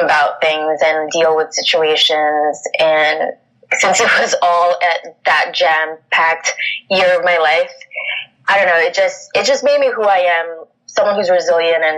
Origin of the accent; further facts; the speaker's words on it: New York City, New York, United States; also born or lived in Philippines; Growing up in Queens